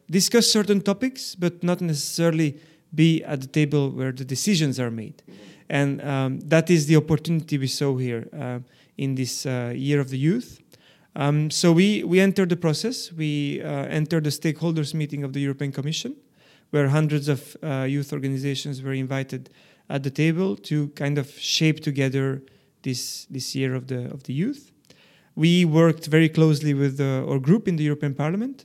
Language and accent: English; Belgium; growing up in Belgium, this other layer to, to the identity, uh, kind of, um, uh, was, was added up